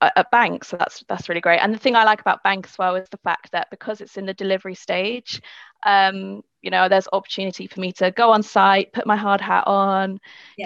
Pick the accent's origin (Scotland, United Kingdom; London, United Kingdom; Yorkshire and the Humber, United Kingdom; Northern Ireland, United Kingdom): London, United Kingdom; I'm from London as well, so I've grown up using the tube.